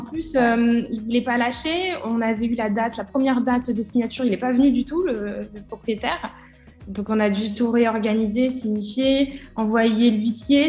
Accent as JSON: {"language": "French", "town": "Bourg-en-Bresse", "region": "Auvergne-Rhône-Alpes", "country": "France", "tie": "born or raised there", "also_born_or_lived": "Lyon, France", "moved": "as an adult", "lives_now": "Dubai, United Arab Emirates", "said": "à la base, je suis de l'Ain, euh, de Bourg-en-Bresse, et je suis allée sur Lyon pour faire mes études"}